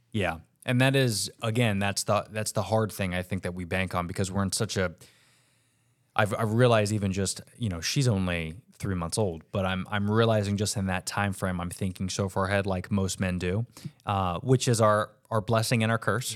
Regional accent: Orlando, Florida, United States; I was raised, if anybody knows Orlando, um, Lee Road.

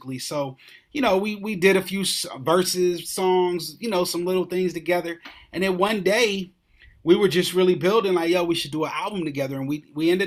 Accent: Columbus, Ohio, United States; I am from Columbus, Ohio

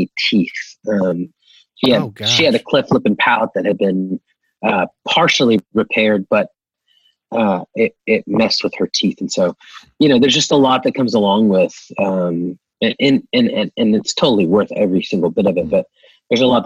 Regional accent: Oklahoma, United States; I grew up in the, every small town in Oklahoma you could think

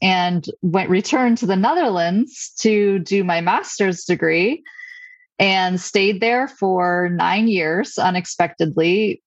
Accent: Stowe, Vermont, United States; moved away; build a different kind of life back in my hometown

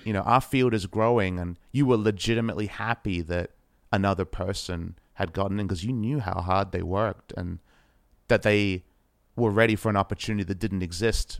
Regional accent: Australia; as an Aussie boy

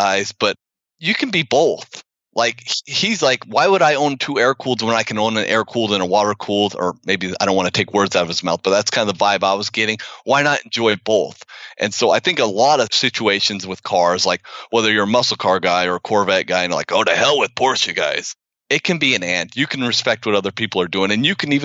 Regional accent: Utah, United States; moved away; I'm from Utah.

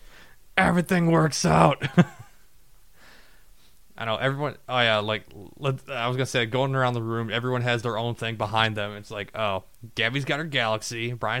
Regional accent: southeast Michigan, United States; because we're all from Michigan, you know, southeast

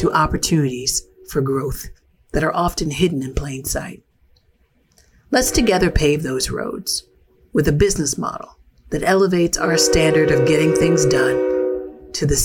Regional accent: Philadelphia, Pennsylvania, United States; I'm a fourth generation Philly girl

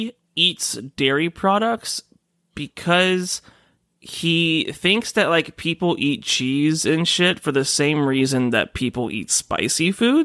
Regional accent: Michigan, United States; Hey, I'm a Michigander.

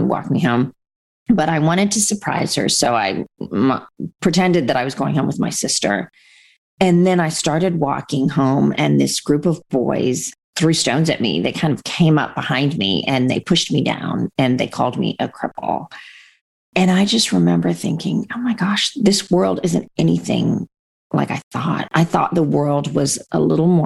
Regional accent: Canada; also born or lived in India / England; We moved from England to Canada

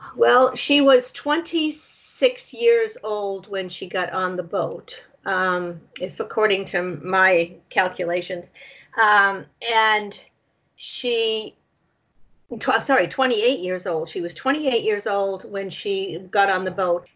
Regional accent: Nashua, New Hampshire, United States; I grew up in Nashua, New Hampshire

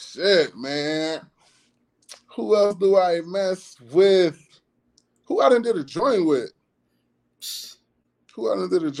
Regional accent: Peoria, Illinois, United States; Because I got niggas who I grew up with in Peoria who I think nice who'd have moved away.

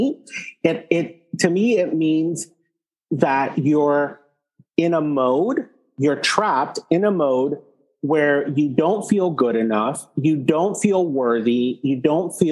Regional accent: Texas, United States; I grew up, you know, I'm Texan

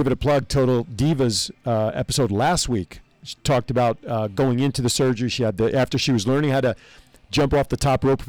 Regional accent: New Jersey, United States; I'm from Jersey.

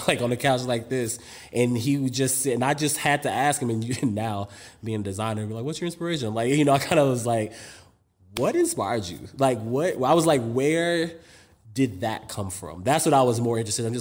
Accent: New York City, New York, United States; also born or lived in Europe; I'm from Harlem. So it's like I have both like this European upbringing and I have this hood upbringing

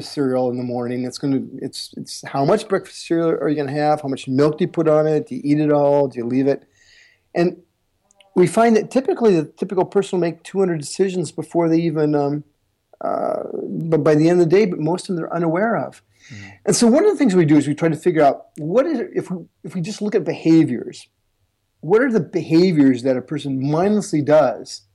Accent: Iowa, United States; I'm originally from the United States, and I'm from the least cool, the least coolest place to be from in the United States, and that's the state of Iowa

